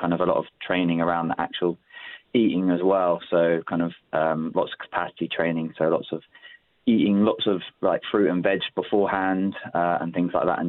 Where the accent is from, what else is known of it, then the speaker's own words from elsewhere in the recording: London, United Kingdom; I grew up in South London, and my dad's from the Old Kent Road.